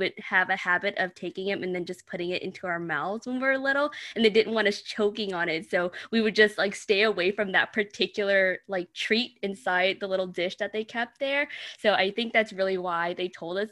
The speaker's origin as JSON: {"language": "English", "town": "New Orleans", "region": "Louisiana", "country": "United States", "said": "I am from New Orleans, Louisiana, and I am Vietnamese American"}